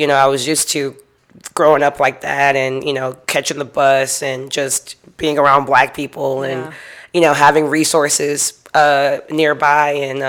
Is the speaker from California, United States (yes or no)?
no; Houston, Texas, United States; also born or lived in Cypress, Texas; So I grew up in Houston, Texas. Okay. I grew up like the southwest side.